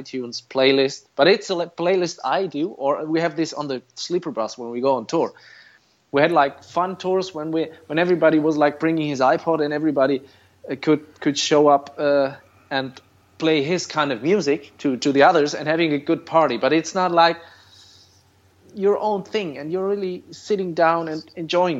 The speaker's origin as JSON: {"language": "English", "town": "Fulda", "region": "Hesse", "country": "Germany", "tie": "born or raised there", "said": "Town is called Fulda. I'm still living here"}